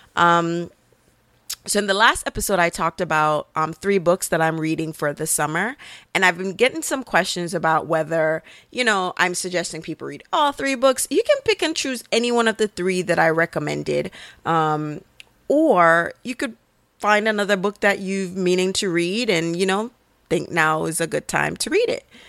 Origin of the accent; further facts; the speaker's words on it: Jamaica; being Caribbean and being a Jamaican